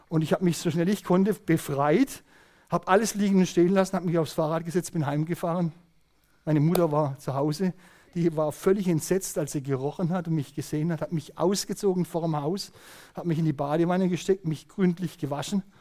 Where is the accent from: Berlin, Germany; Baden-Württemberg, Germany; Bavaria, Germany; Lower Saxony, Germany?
Baden-Württemberg, Germany; Königsbach; Und bei uns in Königsbach gab es eine Stelle rund um die Kläranlage herum. Das war ein Feuchtgebiet, da gab es also viele Tümpel und, und Wasserlachen und auch kleine Wasserläufe.